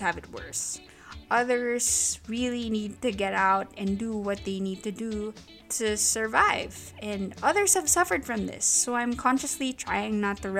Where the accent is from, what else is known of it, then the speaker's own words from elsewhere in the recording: Saipan, Northern Mariana Islands; I grew up in Saipan, which is this really quaint island in the Pacific